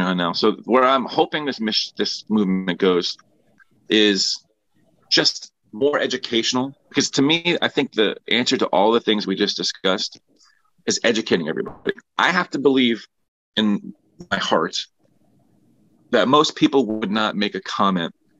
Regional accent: Philadelphia, Pennsylvania, United States; I grew up in Strawberry Mansions, Philadelphia

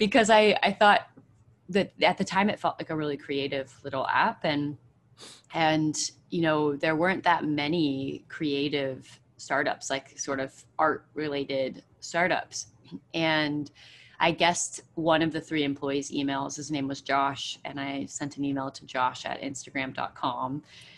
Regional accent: Bay Area, Silicon Valley, California, United States; I grew up in the Bay Area, I grew up in Silicon Valley

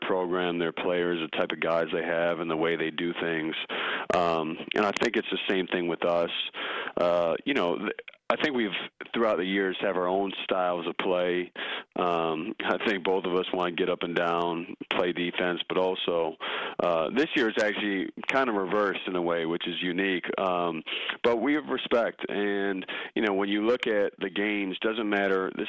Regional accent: Chicago, Illinois, United States; moved away as an adult; now in North Carolina, United States; growing up in Chicago

